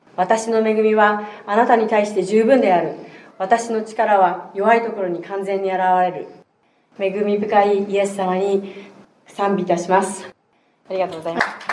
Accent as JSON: {"language": "Japanese", "country": "Japan", "tie": "born or raised there", "said": "日本で生まれ日本で育ちました"}